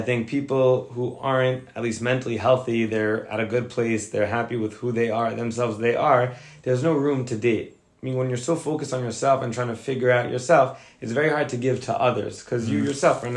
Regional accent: Fort Lee, New Jersey, United States; also born or lived in Indiana; I grew up in Fort Lee, New Jersey

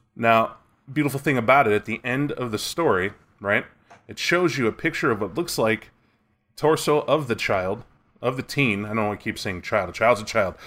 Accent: United States; I'm American

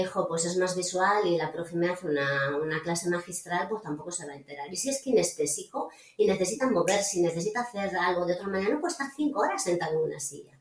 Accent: Galicia, Spain; soy gallega

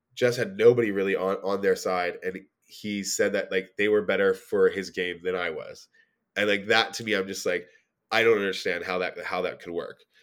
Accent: Edmonton, Alberta, Canada; now in Toronto, Canada; I'm from Edmonton

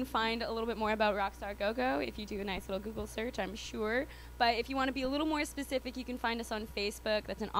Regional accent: Calgary, Alberta, Canada; now in United States; I'm from Calgary, Alberta. I'm not a citizen. I'm not a citizen of this country, but I'm on visa

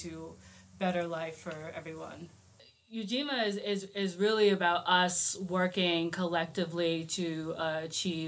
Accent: Boston, Massachusetts, United States; Roxbury, Dorchester, Mattapan. Moved around Boston my entire life.

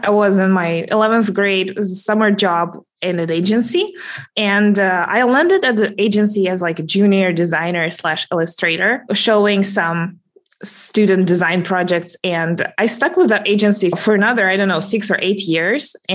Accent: Russia; I'm calling in from Russia, actually. So that's my hometown, a little bit to the south of Moscow.

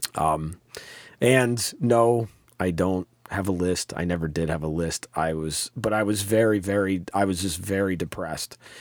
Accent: Troy, New York, United States; I grew up in South Troy

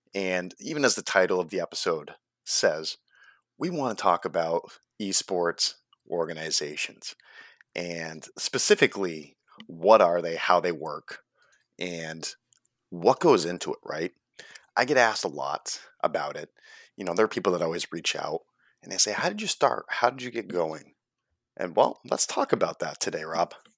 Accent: United States; as Americans, we always think of ourselves as the best at everything

